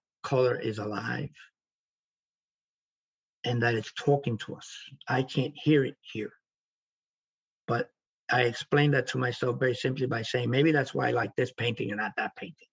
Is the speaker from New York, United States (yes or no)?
yes; New York City, New York, United States; moved away; also born or lived in Florida; growing up in the South Bronx and growing up in a different environment